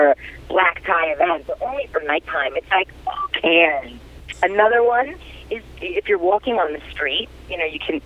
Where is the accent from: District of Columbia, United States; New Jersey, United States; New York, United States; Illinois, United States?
New York, United States; New York City; growing up in Brooklyn